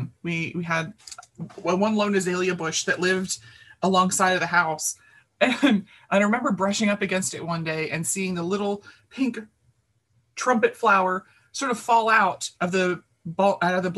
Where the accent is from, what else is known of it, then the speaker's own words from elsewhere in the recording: Baltimore, Maryland, United States; I grew up in the North Baltimore, very concrete part of the city.